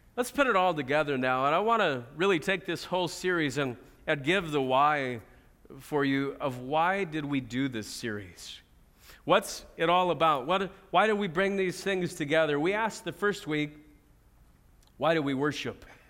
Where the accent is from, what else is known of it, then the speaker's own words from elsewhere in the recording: United States; as American Christians